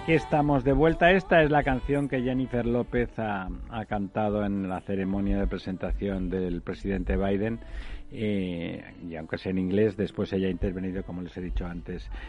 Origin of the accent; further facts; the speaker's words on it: Catalonia, Spain; yo soy catalán de nacimiento